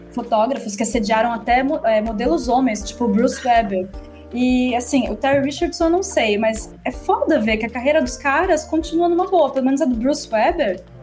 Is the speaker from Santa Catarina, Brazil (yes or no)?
no; Atibaia, São Paulo, Brazil; Eu sou de Atibaia